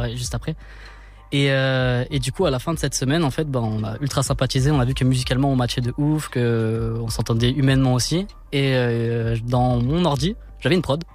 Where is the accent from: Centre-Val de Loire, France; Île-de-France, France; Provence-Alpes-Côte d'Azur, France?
Centre-Val de Loire, France; Chartres; je suis né là-bas. Je suis né à Chartres. J'ai grandi là-bas